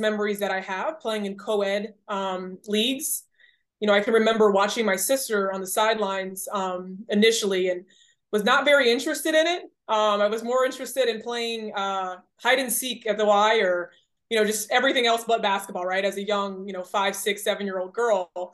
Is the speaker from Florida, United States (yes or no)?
yes; Rockledge, Florida, United States; I was born in Rockledge, Florida